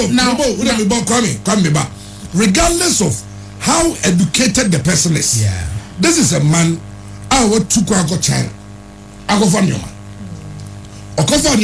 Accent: Ghana; I'll think as a Ghanaian

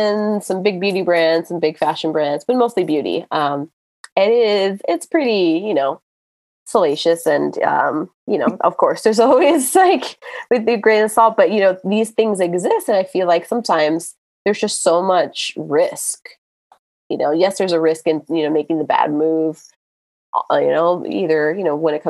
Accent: Miami, Florida, United States; I'm from Miami

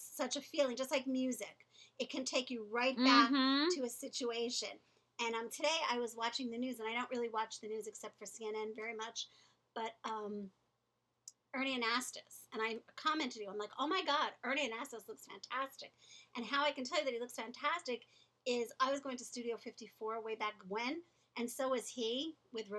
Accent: Long Beach, California, United States; I grew up in Long Beach in my formative teenage years

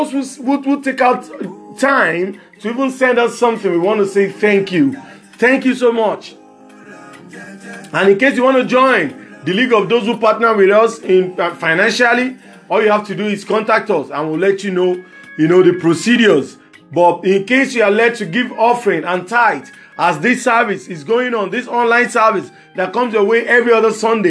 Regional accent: Nigeria; as Nigerian youth

